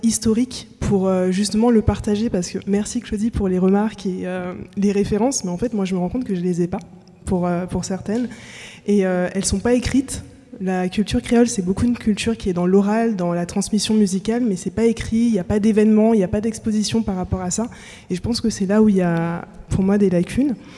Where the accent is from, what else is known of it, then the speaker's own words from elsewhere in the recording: France; also born or lived in French Antilles; je suis des Antilles, mais j'ai grandi en métropole.